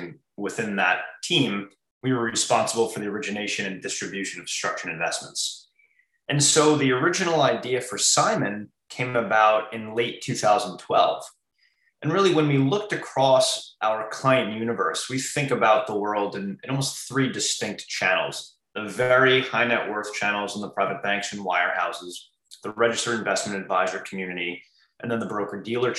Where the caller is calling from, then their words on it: Long Island, New York, United States; I'm calling in from Long Island, New York.